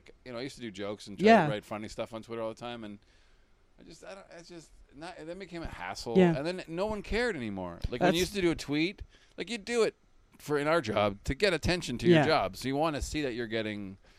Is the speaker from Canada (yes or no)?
yes; Canada; as a Canadian